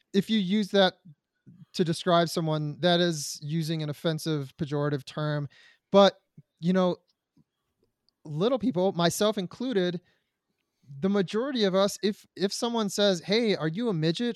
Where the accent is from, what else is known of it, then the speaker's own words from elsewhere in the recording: Detroit, Michigan, United States; I was born in Detroit, Michigan